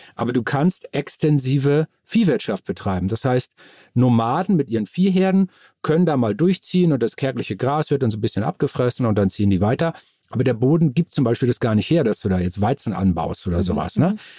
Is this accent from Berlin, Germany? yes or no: no; Moor, Lower Saxony, Germany; ich bin äh, aufgewachsen in dem Dorf Moor im Landkreis Stade in Norddeutschland